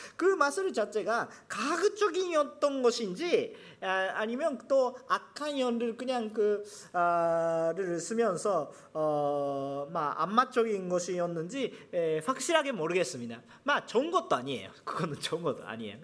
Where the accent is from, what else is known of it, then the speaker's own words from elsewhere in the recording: Japan; Korean is a second language; 제가 일본 사람이니까